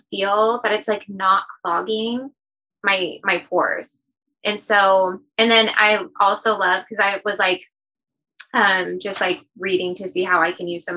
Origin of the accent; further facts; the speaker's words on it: Portland, Oregon, United States; I grew up in Portland, so it was raining all the time